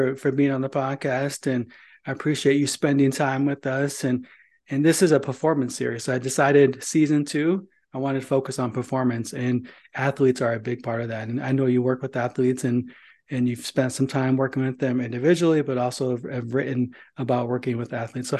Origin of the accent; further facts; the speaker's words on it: Indiana, United States; I grew up in Northern Indiana, so I had a choice, Bears or Colts.